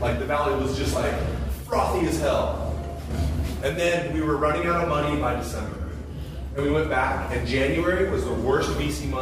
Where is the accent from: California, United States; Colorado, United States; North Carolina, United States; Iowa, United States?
California, United States; I'm from California